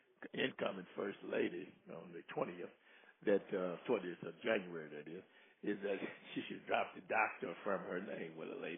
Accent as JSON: {"language": "English", "country": "United States", "said": "I am strictly an American, and I am strictly, I consider myself independent."}